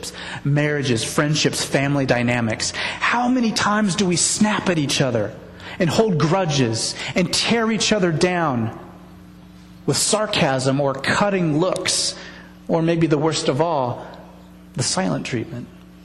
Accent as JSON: {"language": "English", "country": "United States", "tie": "born or raised there", "said": "being born here"}